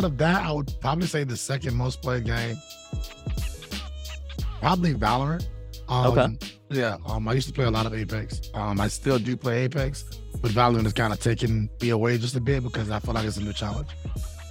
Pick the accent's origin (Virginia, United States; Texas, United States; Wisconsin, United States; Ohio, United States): Virginia, United States; Boston; I'm from Virginia, from Boston, Virginia, to be exact